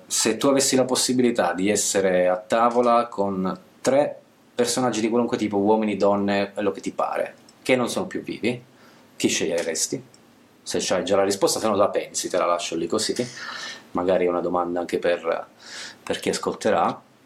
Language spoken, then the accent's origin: Italian; Basilicata, Italy; moved away as an adult; also born or lived in central-northern Italy; io ho sempre vissuto, sono della Basilicata, studiato, sono laureato, ho lavorato fuori, eh, centro-nord Italia, e tornerò in Basilicata